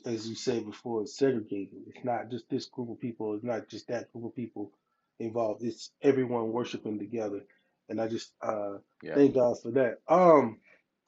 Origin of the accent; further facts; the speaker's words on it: Mississippi, United States; also born or lived in Alabama; now in Nebraska, United States; I'm in Nebraska, but I'm originally from Mississippi, and my hometown is like an hour and a half away from New Orleans